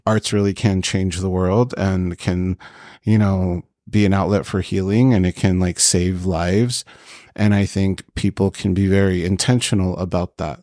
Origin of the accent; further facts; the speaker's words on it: Long Beach, California, United States; I was born here in Long Beach. My parents did immigrate from Egypt here